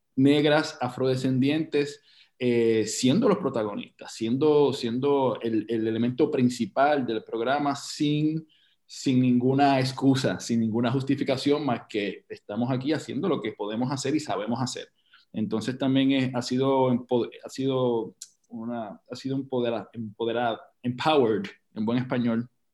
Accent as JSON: {"language": "Spanish", "country": "Puerto Rico", "said": "nosotros como puertorriqueños"}